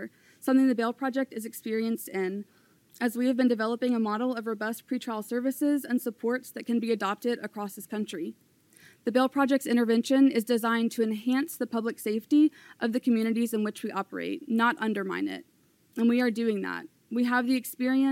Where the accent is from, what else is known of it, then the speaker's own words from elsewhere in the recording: Louisville, Kentucky, United States; I grew up in Louisville and work here.